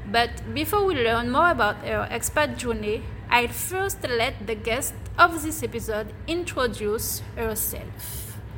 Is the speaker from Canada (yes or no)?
no; Guadeloupe; I'm originally from Guadeloupe.